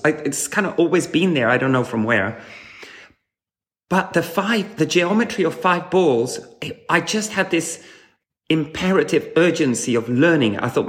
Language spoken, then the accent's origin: English; Havana, Cuba; So, I grew up in Havana, Cuba, and my parents were socialists who were looking for an alternative to some frustrations they had with their life in Europe.